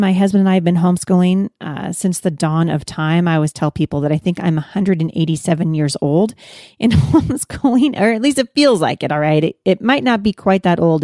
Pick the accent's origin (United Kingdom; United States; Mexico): United States; Pacific Northwest; I'm from the Pacific Northwest